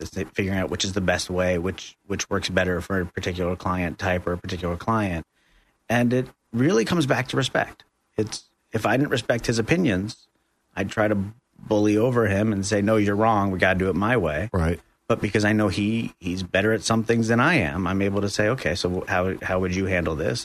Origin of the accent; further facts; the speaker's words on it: New York, United States; moved away as an adult; now in Central Florida, United States; I'm from New York originally. Uh, moved down here about three years ago